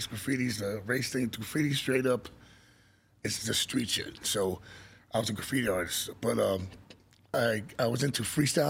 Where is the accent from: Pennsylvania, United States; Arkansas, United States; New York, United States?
New York, United States; New York City; I'm from Jackson Heights, Queens. So the mecca of the world. Most populated, like different cultures in one area is Jackson Heights and Guinness Book of World Records.